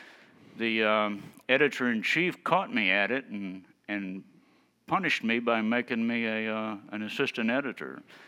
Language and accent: English; Tennessee, United States; now in Maine, United States; I moved to Maine and found that fly fishing was very much like it had been when I grew up in East Tennessee Hills before all those people from Ohio moved down and ruined it.